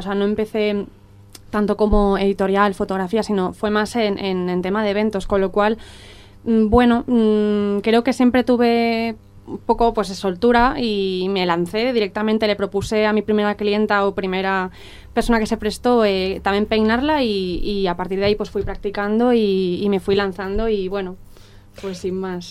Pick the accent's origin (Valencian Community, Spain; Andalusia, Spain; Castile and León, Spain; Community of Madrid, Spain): Valencian Community, Spain; Dénia; moved away as an adult; yo soy de Denia y, cuando, cuando me marcho a Valencia para estudiar una carrera